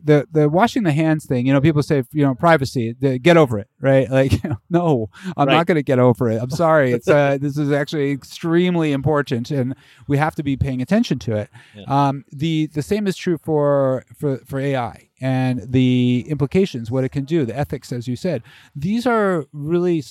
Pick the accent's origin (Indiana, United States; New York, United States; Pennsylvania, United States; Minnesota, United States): Pennsylvania, United States; Bethlehem; moved away as an adult; also born or lived in Philadelphia, Pennsylvania / Pittsburgh, Pennsylvania; I grew up in Bethlehem.